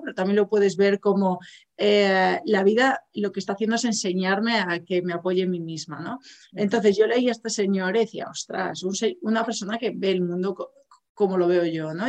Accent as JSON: {"language": "Spanish", "region": "Galicia", "country": "Spain", "said": "yo soy gallega"}